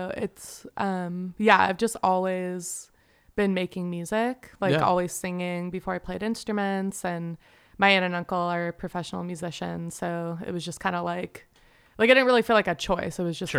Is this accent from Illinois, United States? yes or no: no; the Bay Area, California, United States; now in Los Angeles, United States; I'm from the Bay Area